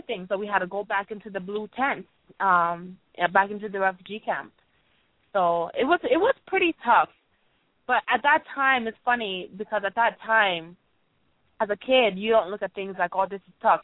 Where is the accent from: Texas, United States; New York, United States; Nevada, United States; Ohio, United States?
Ohio, United States; also born or lived in Rwanda; growing up in Ohio, when we came to America, we lived in Ohio